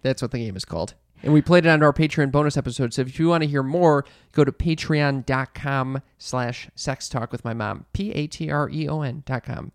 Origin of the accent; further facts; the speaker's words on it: Midwest, United States; we're from the Midwest